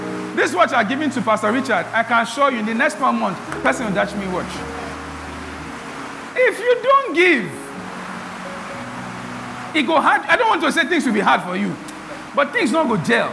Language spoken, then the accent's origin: English; Benin City, Edo, Nigeria; When we're growing up in Benin